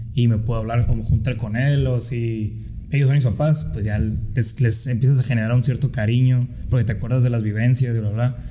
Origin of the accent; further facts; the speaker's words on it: Mexico; no tuviéramos todos el mismo gusto por comernos unos tacos, por escuchar mariachi, que nos definiera como mexicanos